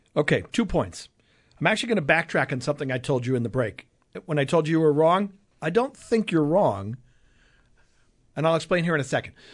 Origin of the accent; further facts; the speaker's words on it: Long Island, New York, United States; growing up on Long Island